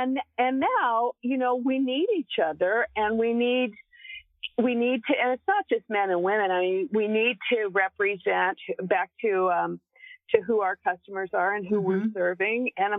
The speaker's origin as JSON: {"language": "English", "region": "Texas", "country": "United States", "said": "Well, I I'm a Texan, so we tend to be pretty straight up."}